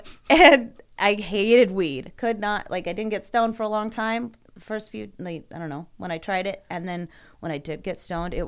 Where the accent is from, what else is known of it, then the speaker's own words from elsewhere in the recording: Boise, Idaho, United States; I grew up in Boise.